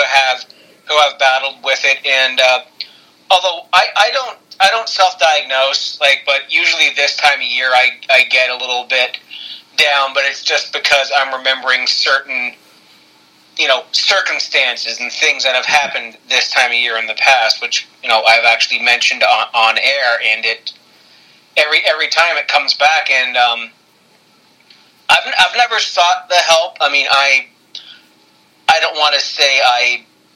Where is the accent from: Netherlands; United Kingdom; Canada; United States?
Canada; Ontario; we're both from Ontario, Canada.